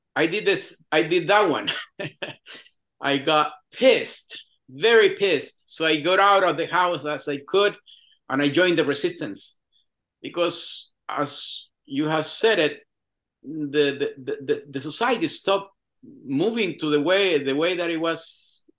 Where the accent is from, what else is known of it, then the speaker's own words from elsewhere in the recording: Chile; English is a second language; moved away as an adult; I was born in a small town in the central coast of Chile, 100 kilometers uh, from Santiago.